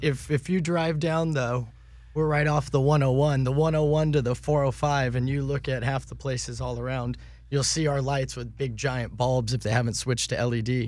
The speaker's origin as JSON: {"language": "English", "region": "Southern California", "country": "United States", "tie": "born or raised there", "said": "I grew up here in Southern California"}